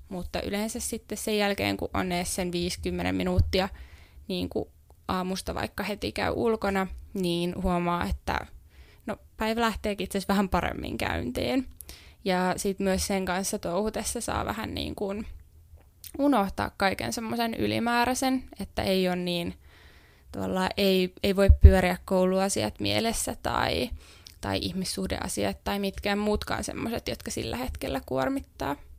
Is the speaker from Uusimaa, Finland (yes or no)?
yes; Helsinki, Uusimaa, Finland; moved away as an adult; now in Jyväskylä, Finland; Mä oon Helsingistä kotoisin ja silloin muutin ensimmäistä kertaa omilleni